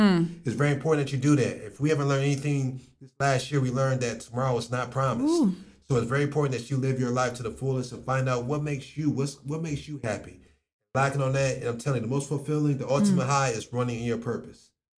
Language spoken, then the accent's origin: English; Akron, Ohio, United States; my hometown, Akron, Ohio